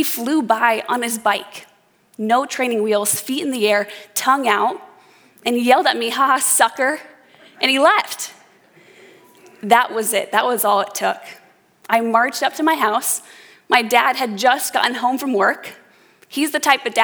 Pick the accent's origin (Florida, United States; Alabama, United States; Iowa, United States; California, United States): Iowa, United States; Adel; I grew up in Adel, Iowa